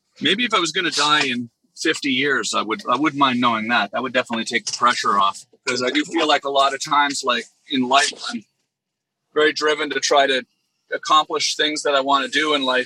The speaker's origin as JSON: {"language": "English", "country": "Canada", "moved": "yes", "lives_now": "Los Angeles, United States", "said": "I'm Canadian. I'm American too, by the way. I became a U.S. citizen last year. But, you know, I live in Los Angeles now."}